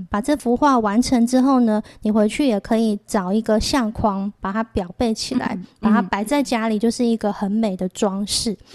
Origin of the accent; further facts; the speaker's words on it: Changhua County, Taiwan; 我是彰化人